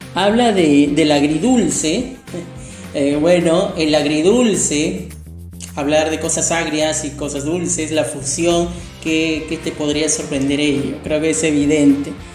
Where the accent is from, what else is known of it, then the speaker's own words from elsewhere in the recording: Peru; mi país Perú